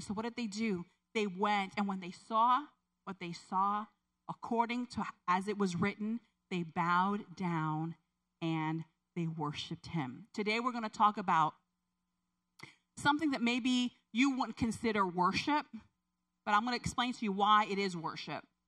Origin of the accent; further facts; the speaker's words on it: Puerto Rico; moved away; I grew up in, I was born in Puerto Rico